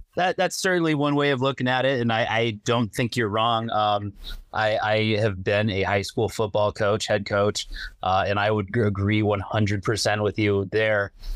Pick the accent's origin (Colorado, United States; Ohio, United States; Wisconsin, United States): Wisconsin, United States; Madison; growing up in Madison